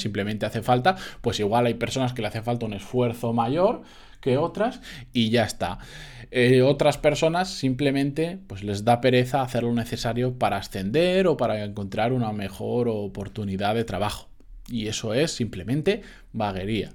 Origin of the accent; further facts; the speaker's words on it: Benidorm, Valencian Community, Spain; en Benidorm de donde soy yo